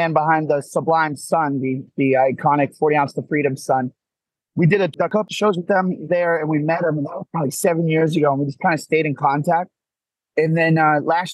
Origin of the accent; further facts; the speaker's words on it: Gloucester, Massachusetts, United States; So we're from Gloucester, Massachusetts.